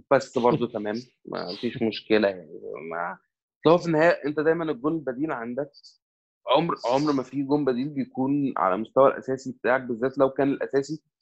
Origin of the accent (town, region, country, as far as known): Egypt